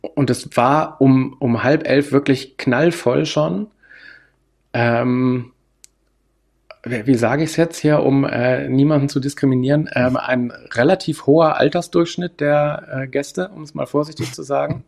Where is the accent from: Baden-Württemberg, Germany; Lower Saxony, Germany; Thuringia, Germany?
Lower Saxony, Germany; Hanover; also born or lived in Landsberg/Augsburg region, Bavaria; now in Landsberg, Germany; ich komme ja aus der Region Hannover